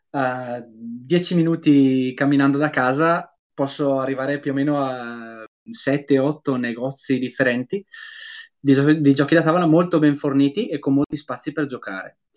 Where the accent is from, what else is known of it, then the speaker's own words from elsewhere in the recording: Brescia, Lombardy, Italy; se per esempio io sono di Brescia, ok?